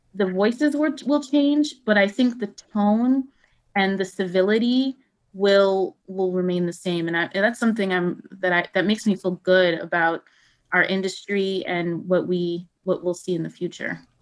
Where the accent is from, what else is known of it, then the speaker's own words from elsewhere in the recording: Buffalo, New York, United States; also born or lived in Kenya; the radio station in Buffalo where I grew up